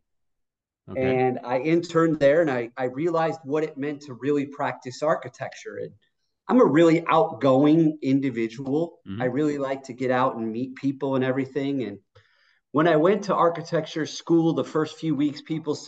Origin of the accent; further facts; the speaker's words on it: Chicago, Illinois, United States; I was born and raised in the suburbs of Chicago